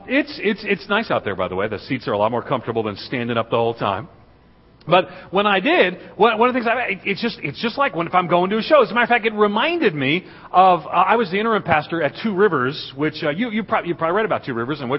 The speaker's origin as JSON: {"language": "English", "region": "New York", "country": "United States", "tie": "born or raised there", "moved": "as an adult", "lives_now": "Middle Tennessee, United States", "said": "I was born and reared in New York, just outside of New York City"}